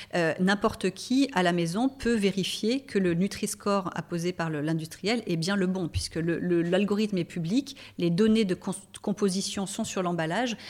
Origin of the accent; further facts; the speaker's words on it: La Seyne-sur-Mer, Provence-Alpes-Côte d'Azur, France; moved away as an adult; also born or lived in Marseille / Paris; je suis née et j'ai grandi à la Seine-sur-Mer, hein, donc je suis euh, varoise.